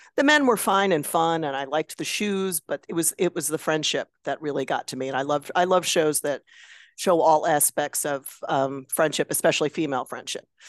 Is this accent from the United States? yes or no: yes; Chicago area, Illinois, United States; I'm from Chicago